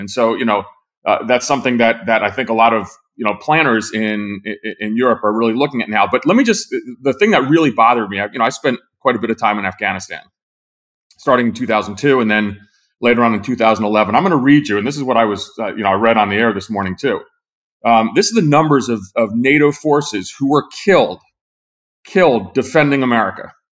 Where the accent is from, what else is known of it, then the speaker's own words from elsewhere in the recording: New Jersey, United States; I'm from New Jersey